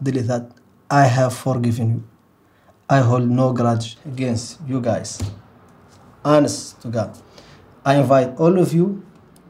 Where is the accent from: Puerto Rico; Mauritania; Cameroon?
Mauritania; I am from Mauritania. In case you don't know what Mauritania is, which is very likely, it's in West Africa